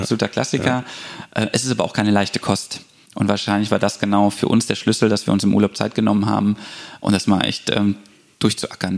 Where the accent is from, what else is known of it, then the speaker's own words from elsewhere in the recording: Bonn, North Rhine-Westphalia, Germany; moved away as an adult; also born or lived in Munich; Ich bin gebürtiger Bonner